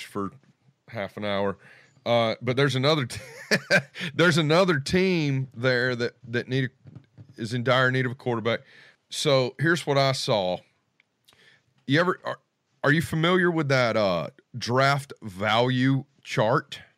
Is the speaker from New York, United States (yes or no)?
no; Charlotte, North Carolina, United States; born or raised there